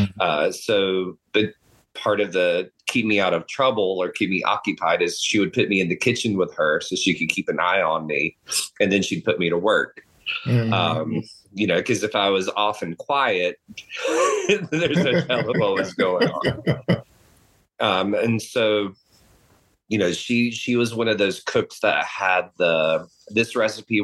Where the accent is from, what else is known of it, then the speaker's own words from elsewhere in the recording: Eastern North Carolina, United States; now in Texas, United States; I grew up in Eastern North Carolina.